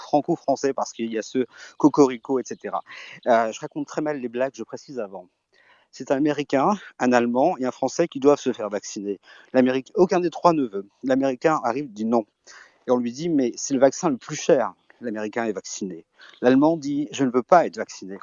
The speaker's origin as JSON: {"language": "French", "country": "Belgium", "also_born_or_lived": "Brittany", "said": "je suis breton et belge surtout"}